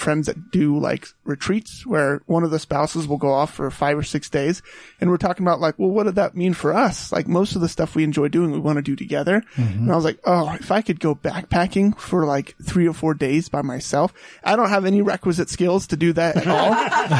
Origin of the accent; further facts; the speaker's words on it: Alabama, United States; moved away as an adult; also born or lived in La Mesa, California; now in Utah, United States; I grew up in Alabama. It's just trees. There's very flat where I grew up.